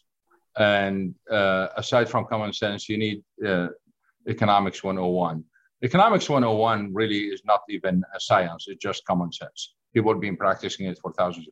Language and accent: English; Saudi Arabia; moved away as an adult; also born or lived in Syria / Oklahoma, United States / Colorado, United States; now in Ohio, United States; I was born in Syria, moved to Saudi Arabia, grew up in Saudi Arabia, got my undergrad in Saudi Arabia, then moved to the great country of Oklahoma in the United States.